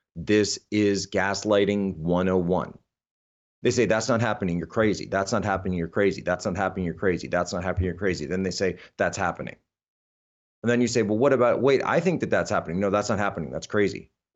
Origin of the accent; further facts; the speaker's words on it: Philadelphia, Pennsylvania, United States; I come from Philadelphia.